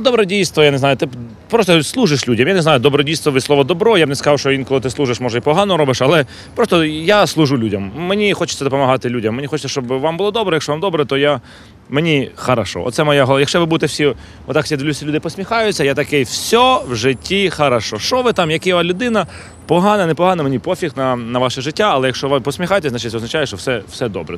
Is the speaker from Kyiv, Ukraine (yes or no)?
yes; Kyiv, Ukraine; я м, киянин